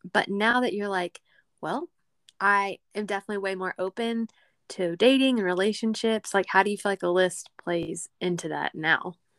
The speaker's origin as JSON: {"language": "English", "region": "Texas", "country": "United States", "accent": "country", "said": "we're both from Texas, but she's from the city. I am not."}